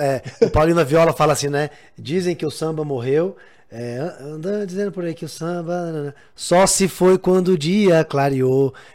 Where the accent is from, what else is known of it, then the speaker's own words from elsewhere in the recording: Brazil; a gente brasileiro